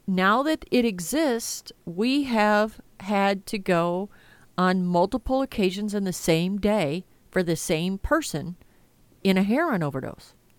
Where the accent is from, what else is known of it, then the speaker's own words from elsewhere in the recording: United States; I'm an American.